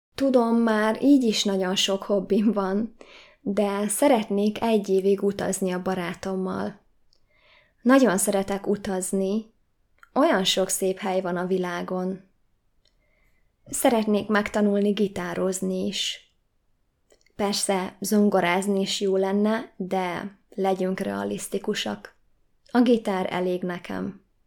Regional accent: Hungary; Magyar vagyok, és Magyarországon élek.

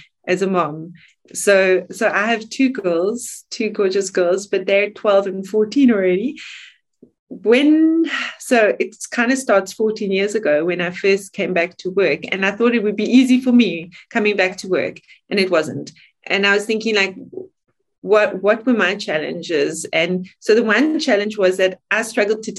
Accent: South Africa; moved away as an adult; now in Switzerland; I'm South African. I am South African. It's what I am. I live here 20 years

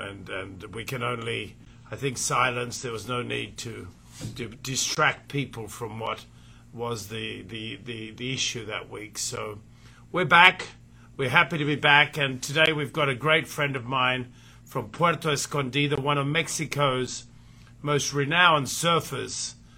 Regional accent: Fiji; moved away; I was born in the Fiji Islands, and uh, and I was brought up there

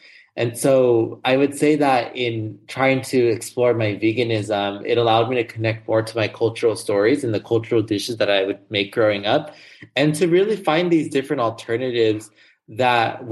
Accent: Los Angeles, California, United States; I grew up in Los Angeles, California. So I am a SoCal person

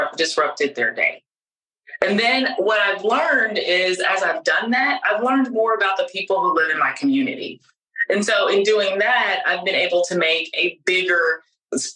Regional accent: Dime Box, Texas, United States; I was from Dime Box, Texas

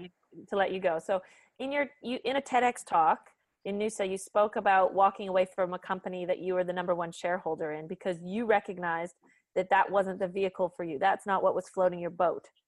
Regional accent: Canada; as a Canadian

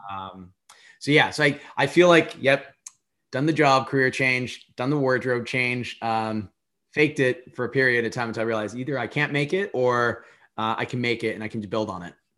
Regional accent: United States; as an American

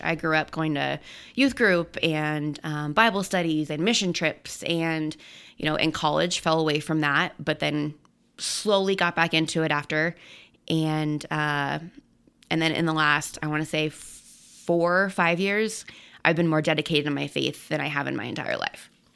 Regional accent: Colorado, United States; I'm born and raised in Colorado

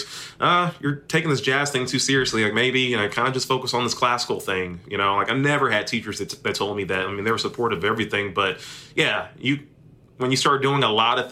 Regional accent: Memphis, Tennessee, United States; moved away as an adult; also born or lived in Austin, Texas / Arkadelphia, Arkansas; Memphis is my hometown. I grew up here

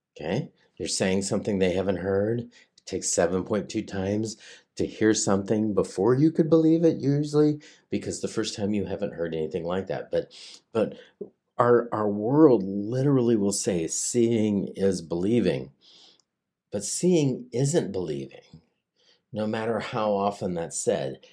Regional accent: Hanford site, Washington, United States; I grew up at the in the shadow of the Hanford site, you know, I and I, I worked there for a long time

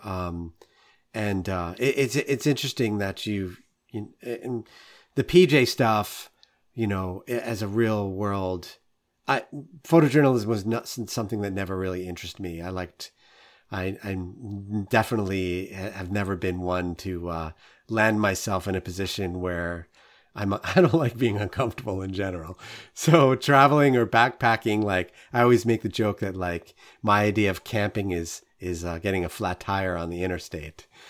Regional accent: New York City, New York, United States; I'm a born and bred New Yorker. Like, I grew up in Queens

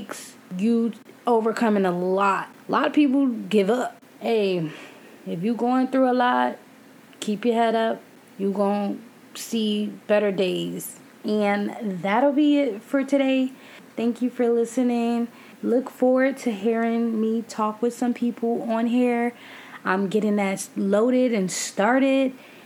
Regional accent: New York, United States; I'm from New York

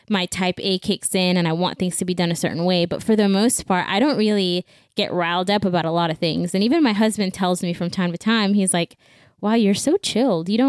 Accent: Belize; now in Houston, United States; I was born and raised in Belize, and in 2014, my family and I picked up and we moved to the U.S. Uh, we moved to Houston.

